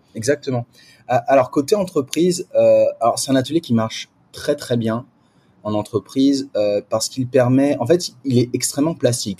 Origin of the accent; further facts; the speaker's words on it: France; now in Singapore; en tant que Français et Française